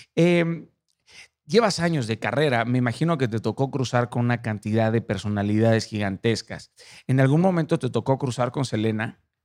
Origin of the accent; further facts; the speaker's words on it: Mazatlán, Sinaloa, Mexico; yo soy de Mazatlán